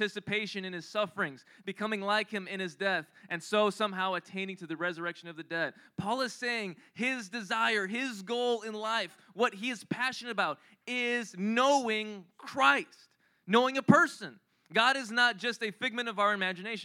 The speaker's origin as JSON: {"language": "English", "country": "Philippines", "said": "I'm Filipino"}